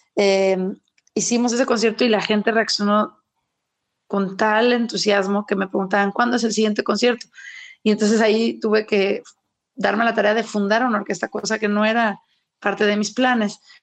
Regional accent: Mexico; soy mexicana

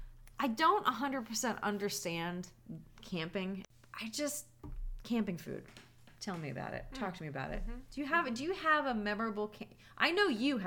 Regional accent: Florida, United States; I grew up in Florida

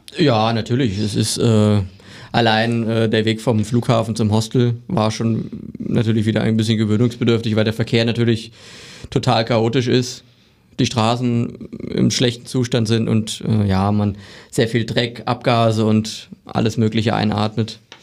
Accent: Barchfeld, Thuringia, Germany; ich komme aus Barchfeld, das ist in der Nähe von Bad Salzung

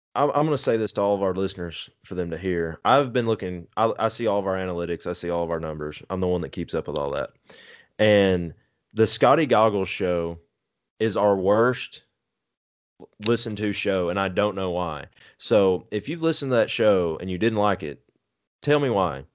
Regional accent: Texas, United States; moved away; I was born in Texas

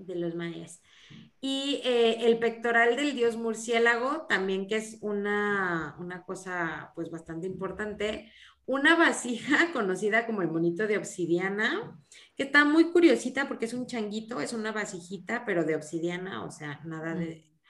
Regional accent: Mexico; cómo somos los mexicanos

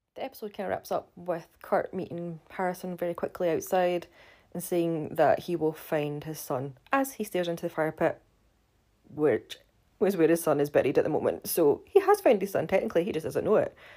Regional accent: Scotland, United Kingdom; I do have, still have my funny accent, funnily enough, 'cause I'm from Scotland

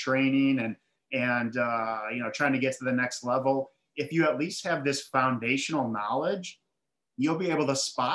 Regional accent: Milwaukee, Wisconsin, United States; now in Charlotte, United States; So I grew up in Milwaukee. I live in Charlotte, North Carolina right now, but Milwaukee, Wisconsin

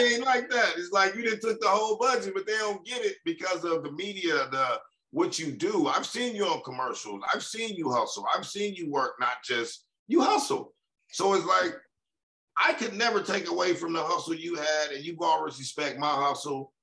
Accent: Compton, California, United States; I'm from Compton

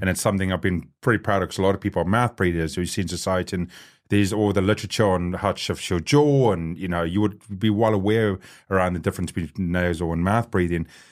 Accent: South Africa; now in New Zealand; I'm South African. I grew up on the other side of that coin.

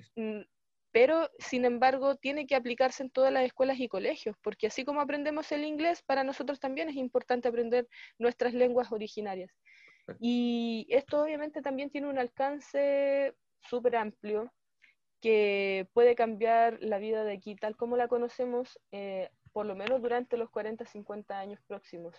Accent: Chile; como pueblos indígenas, como pueblos excluidos, como pueblos chilenos que también hemos sido empobrecidos

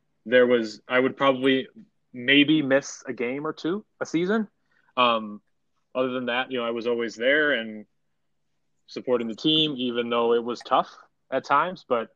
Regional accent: Chicago, Illinois, United States; a team that was in my hometown

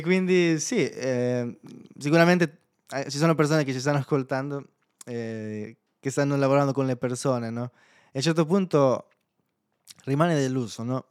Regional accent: El Salvador; Italian is a second language; moved away as an adult; now in Italy; nel mio paese fino a ventitré anni, eh, ed è un paese molto pericoloso

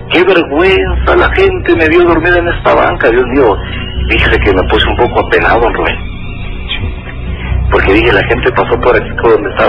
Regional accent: Jerónimo Hernández, Durango, Mexico; Yo soy de Jerónimo Hernández.

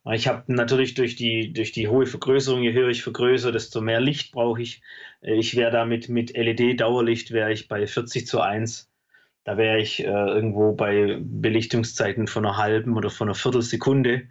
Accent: Besigheim, Baden-Württemberg, Germany; Ich komme äh, äh, zwischen Stuttgart und Heilbronn aus dem Weinort Besigheim. Ähm, lebe da mit meiner Frau und meinen drei Kindern.

